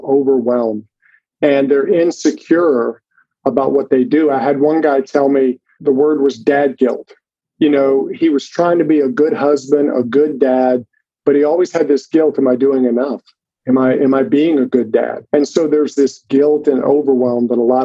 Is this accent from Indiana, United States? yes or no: no; Mississippi, United States; I live actually right now in Jackson, Mississippi. I grew up in Mississippi